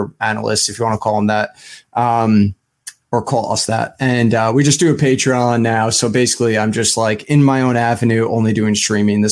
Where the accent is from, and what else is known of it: Smithtown, New York, United States; born or raised there; also born or lived in Nassau County, Long Island, New York